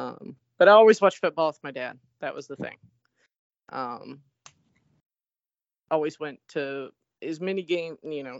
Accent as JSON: {"language": "English", "region": "Kentucky", "country": "United States", "said": "I get asked this quite a bit because I'm from Kentucky."}